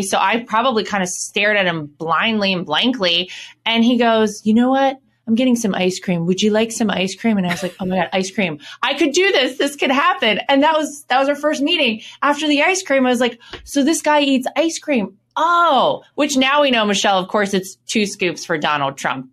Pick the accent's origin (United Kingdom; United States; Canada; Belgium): United States; Wrightsville Beach, North Carolina; moved away; Wrightsville Beach is kind of s, a small little island connected to Wilmington, and that's where I was born and raised